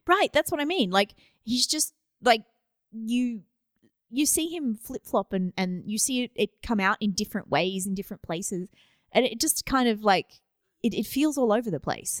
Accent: Australia; I'm Australian

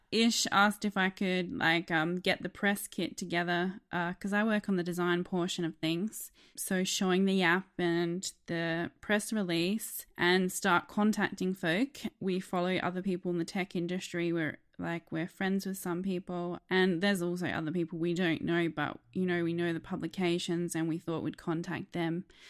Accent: Australia

